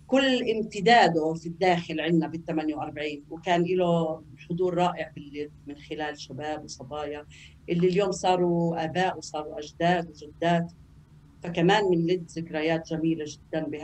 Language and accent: Arabic; Al-Na'ani, Palestine; أنا من فلسطيني 48 بلدنا آه، اسمها النعاني وهي قضاء اللد اليوم طبعا اسمها كيبوتس نعن